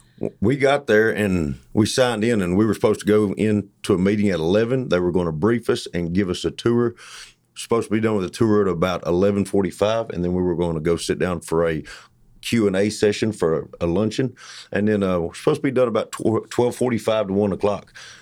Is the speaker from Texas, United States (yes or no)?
yes; Blooming Grove, Texas, United States; I'm from Blooming Grove.